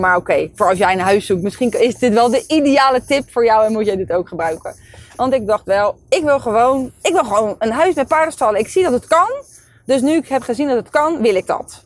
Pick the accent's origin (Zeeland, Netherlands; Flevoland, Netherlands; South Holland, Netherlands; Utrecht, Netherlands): South Holland, Netherlands; Leiden; ik woon daar al mijn hele leven en ik ken daar iedereen